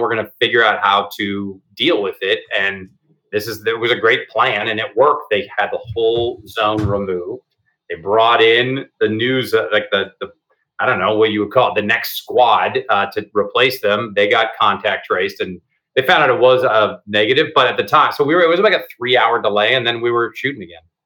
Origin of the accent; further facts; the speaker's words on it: Seattle, Washington, United States; I grew up in the Seattle before Microsoft, Starbucks, and Amazon